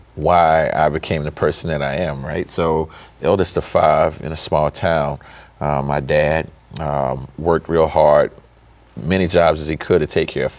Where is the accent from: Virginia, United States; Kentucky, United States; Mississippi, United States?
Mississippi, United States; Bassfield; I came from a small town called Bassfield, Mississippi. It's not on the map, no stoplight, no Walmart, no McDonald's, anything like that.